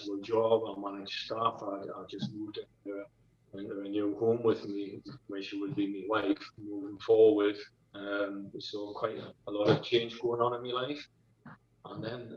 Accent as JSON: {"language": "English", "region": "North East England", "country": "United Kingdom", "tie": "born or raised there", "said": "I grew up in the northeast of England with mom and dad."}